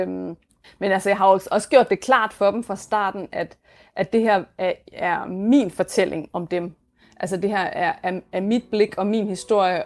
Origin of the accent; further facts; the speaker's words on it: Denmark; moved away as an adult; now in New York, United States; mit hjemland